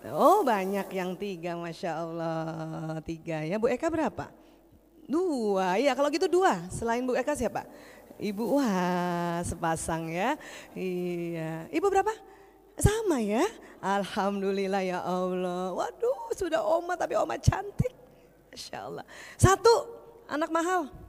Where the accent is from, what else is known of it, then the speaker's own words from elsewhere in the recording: Jakarta, Indonesia; also born or lived in Makassar / Yogyakarta; saya dari lahir di Jakarta sampai SMA di Jakarta, terus saya sekolah kedokterannya di Makassar. Setelah selesai di Makassar lanjut ke Jogja